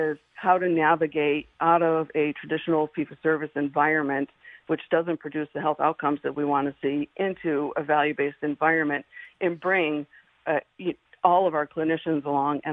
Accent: the Berkshires, Massachusetts, United States; I was born and raised in the Berkshires

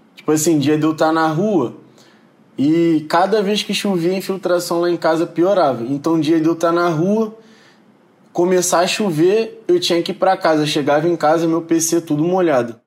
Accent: Rio de Janeiro, Brazil; eu sou de Jacarepaguá, Rio de Janeiro, Cidade de Deus

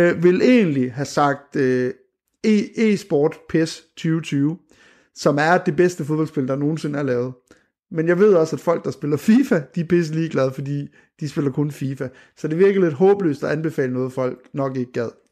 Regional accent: Skanderborg, Central Denmark Region, Denmark; moved away; Jeg er fra Skanderborg.

